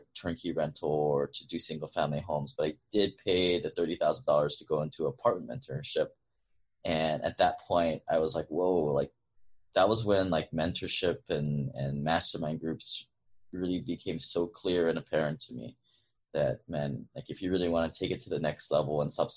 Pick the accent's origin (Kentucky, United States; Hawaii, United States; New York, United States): Hawaii, United States; moved away as an adult; also born or lived in Seattle; I grew up in Hawaii. 2003, I moved to Seattle for college.